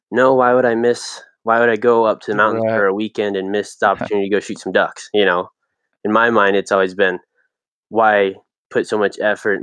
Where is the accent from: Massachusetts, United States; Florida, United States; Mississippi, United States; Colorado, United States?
Colorado, United States; Longmont; I was born and raised in Longmont, Colorado.